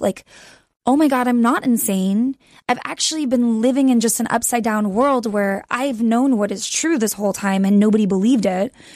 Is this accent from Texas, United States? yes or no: yes; Texas, United States; moved away as an adult; also born or lived in Austin, Texas; now in Los Angeles, United States; I grew up in Texas. I went to college there.